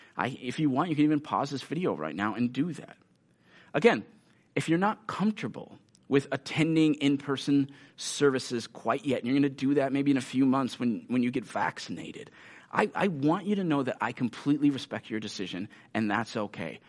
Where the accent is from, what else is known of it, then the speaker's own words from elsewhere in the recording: United States; many of us as American Christians